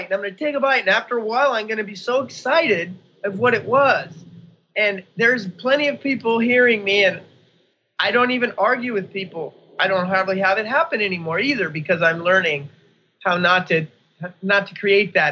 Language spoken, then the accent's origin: English; United States; I'm an American. I came to America born here